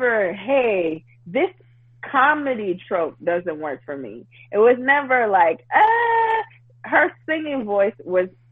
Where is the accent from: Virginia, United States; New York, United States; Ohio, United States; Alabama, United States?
New York, United States; New York City; born and raised in Brooklyn, New York, born in East Flatbush, actually born in Bushwick, raised in East Flatbush, then East New York, and now Crown Heights.